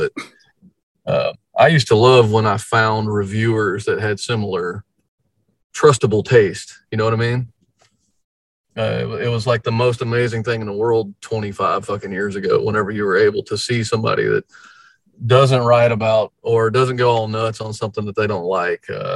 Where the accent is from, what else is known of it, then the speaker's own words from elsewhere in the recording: Houston, Texas, United States; we're from Houston